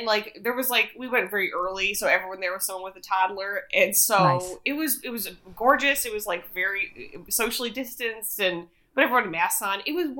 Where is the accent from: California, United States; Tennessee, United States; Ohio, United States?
Ohio, United States; accent: Midwestern; moved away as an adult; also born or lived in Queens, New York; now in Los Angeles, United States; I don't sound quite as Midwestern, but then if I have a glass of wine, forget about it. But so I grew up there, and my parents are still in Cleveland.